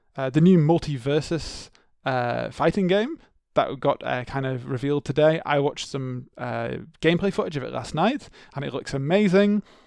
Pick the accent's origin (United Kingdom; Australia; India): United Kingdom; England; growing up in the English schooling system, we were not taught about the Troubles